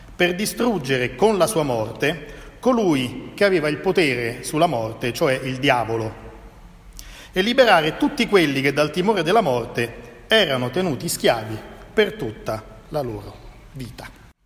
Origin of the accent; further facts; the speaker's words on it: Italy; also born or lived in Genoa; noi italiani